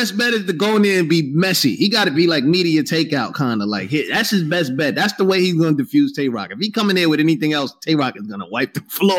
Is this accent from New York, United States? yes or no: yes; New York, United States; this sucks because I'm from New York.